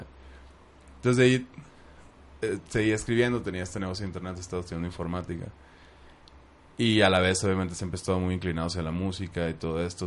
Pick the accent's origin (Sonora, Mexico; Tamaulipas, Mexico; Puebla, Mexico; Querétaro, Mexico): Sonora, Mexico; Hermosillo; donde crecí en Hermosillo